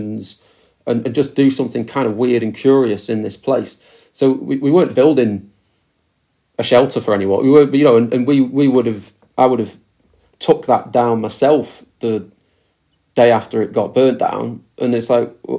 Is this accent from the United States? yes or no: no; Preston, North West England, United Kingdom; moved away as an adult; also born or lived in Glasgow; now in Preston, United Kingdom; I grew up in Preston, left at 18, 19 to go to university